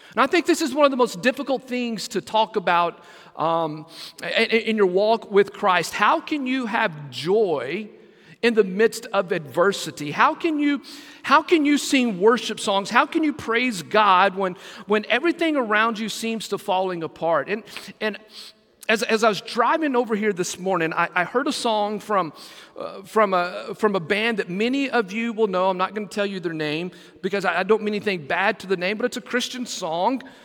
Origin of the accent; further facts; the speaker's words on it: West Texas, United States; now in Brunswick, United States; growing up in West Texas